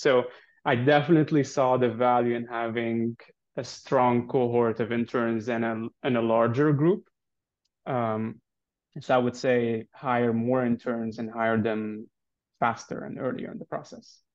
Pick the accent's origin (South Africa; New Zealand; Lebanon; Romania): Lebanon; moved away as an adult; I'm originally from Lebanon, was born and raised there